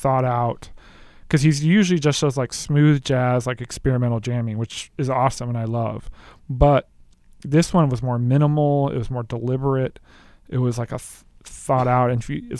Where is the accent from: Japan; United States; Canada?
Japan; moved away; I can speak Japanese. I grew up in Japan